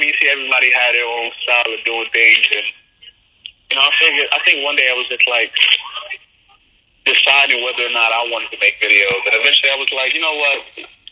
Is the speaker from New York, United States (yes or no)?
yes; New York City, New York, United States; From the Bronx